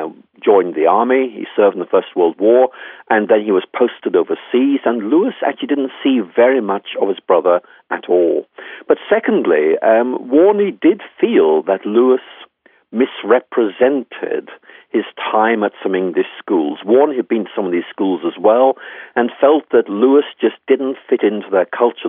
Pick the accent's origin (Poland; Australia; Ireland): Ireland; I'm Irish myself